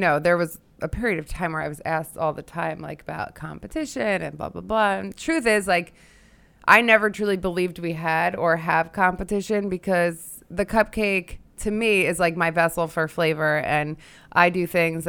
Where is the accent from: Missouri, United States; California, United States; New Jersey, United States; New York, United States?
New Jersey, United States; Hillsdale; Bergen County, Hillsdale.